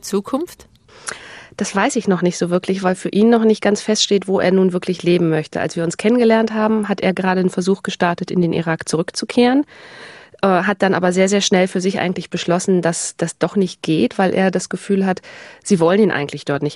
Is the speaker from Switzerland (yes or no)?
no; Hamburg, Germany; Also ich komme aus Hamburg